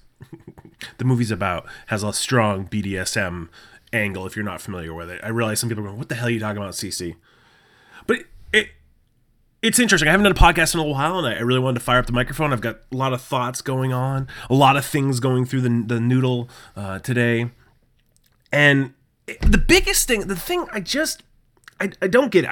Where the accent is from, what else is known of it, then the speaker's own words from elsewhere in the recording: New England, United States; I have born and raised in New England